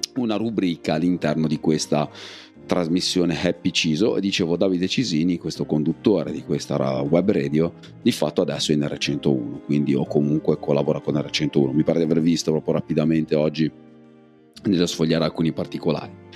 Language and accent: Italian; province of Savona, Liguria, Italy; Piana Crixia, dalle mie parti, perlomeno da un punto di vista di provincia